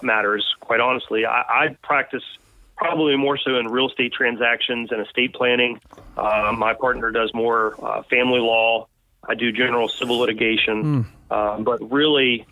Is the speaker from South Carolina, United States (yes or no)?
no; West Virginia, United States; also born or lived in Dayton, Ohio; I'm from West Virginia and my wife is from Fairmont